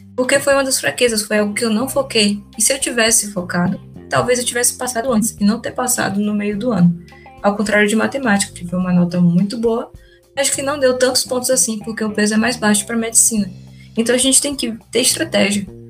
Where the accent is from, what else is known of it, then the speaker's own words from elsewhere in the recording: Salvador, Bahia, Brazil; Eu sou daqui de Salvador, minha família toda é daqui de Salvador.